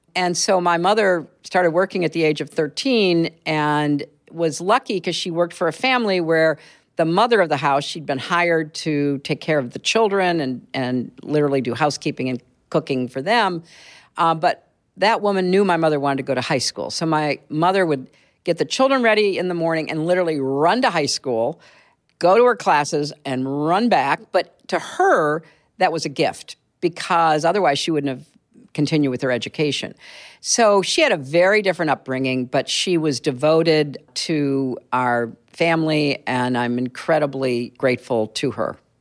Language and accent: English; Chicago, Illinois, United States; also born or lived in Boston / Connecticut / Washington; now in New York, United States; I grew up in Chicago, in the suburbs there